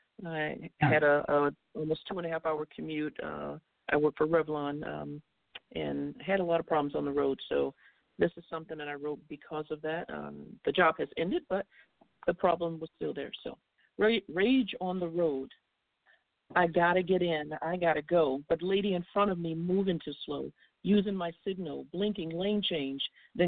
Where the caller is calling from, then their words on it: Cary, North Carolina, United States; from Cary, North Carolina.